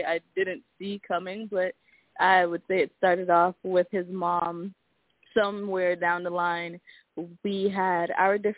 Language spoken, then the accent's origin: English; Jamaica; I'm Jamaican